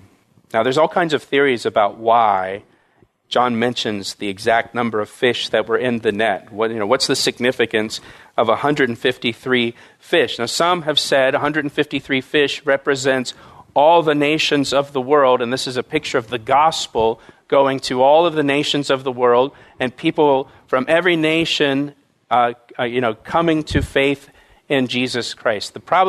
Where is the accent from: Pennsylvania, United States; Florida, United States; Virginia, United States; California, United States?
Florida, United States; When I was about 10 years old, I grew up in Florida.